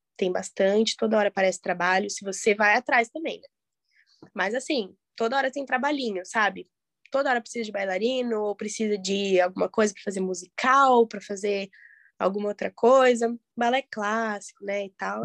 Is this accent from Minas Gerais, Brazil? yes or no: no; Curitiba, Paraná, Brazil; moved away as an adult; now in São Paulo, Brazil; eu sou de Curitiba